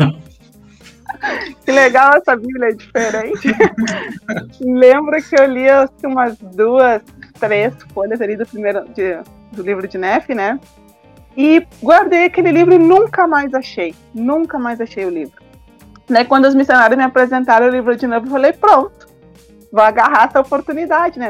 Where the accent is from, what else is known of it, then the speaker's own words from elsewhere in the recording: Brazil; sou do Brasil